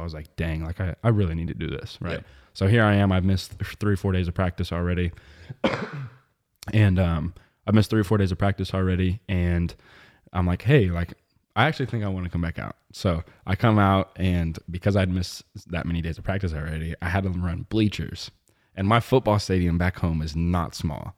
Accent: Webb City, Missouri, United States; moved away as an adult; also born or lived in Maryville, Illinois; now in Atlanta, United States; It's in the, the southwest corner of Missouri.

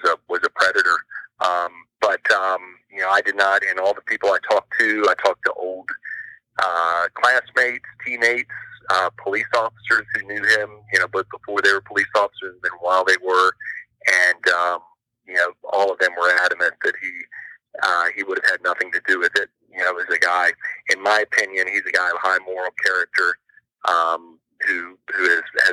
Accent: Hampton Roads area of Virginia, United States; I'm from the Hampton Roads area of Virginia. The coast of Virginia is where I'm originally from, and live there now with my wife and family

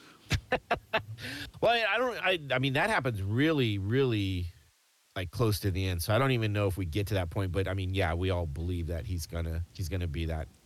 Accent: United States; accent: American; an American with just an American accent

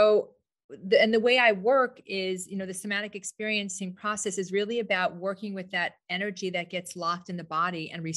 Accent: New York, United States; moved away as an adult; now in Scottsdale, United States; I'm a New Yorker, but I've been here 19 years

